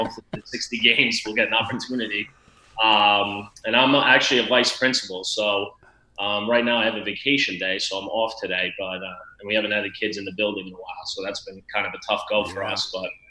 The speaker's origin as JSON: {"language": "English", "town": "North Arlington", "region": "New Jersey", "country": "United States", "tie": "born or raised there", "lives_now": "Rutherford, United States", "said": "I grew up in North Arlington, New Jersey. I live in Rutherford now."}